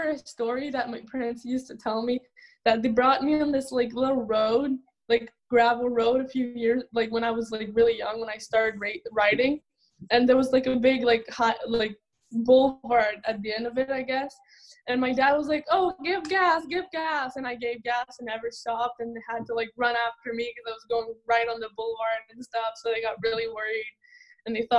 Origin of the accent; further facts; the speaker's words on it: Laval, Quebec, Canada; I was born there, raised there in Laval, Quebec